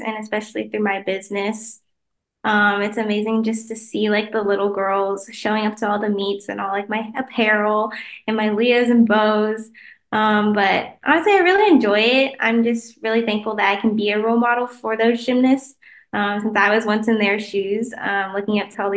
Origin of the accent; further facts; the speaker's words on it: Kansas City, United States; the Kansas City Chiefs, which is my hometown.